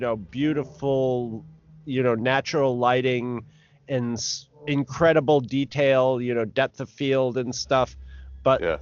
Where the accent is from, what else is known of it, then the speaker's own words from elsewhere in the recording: northern New York, United States; I grew up in northern New York